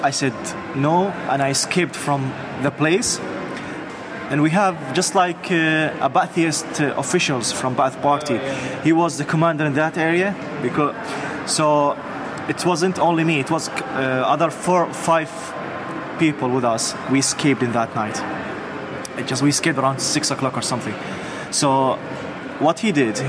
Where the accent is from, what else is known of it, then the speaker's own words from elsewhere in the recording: Baghdad, Baghdad Governorate, Iraq; moved away as an adult; now in United Arab Emirates; I was born in Baghdad in 1978